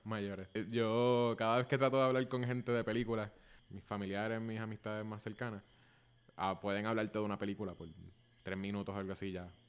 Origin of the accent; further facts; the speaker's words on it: Puerto Rico; also born or lived in San Francisco; somos los dos puertorriqueños. Yo estoy en Puerto Rico